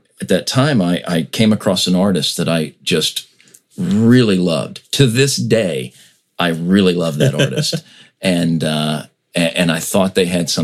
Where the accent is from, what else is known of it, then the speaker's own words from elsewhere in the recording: United States; we in America